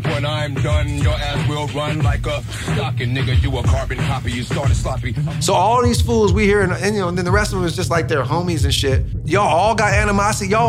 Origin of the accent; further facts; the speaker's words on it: Oakland, California, United States; we're men from East Oakland who grew up in the worst era of the most dangerous era of East Oakland.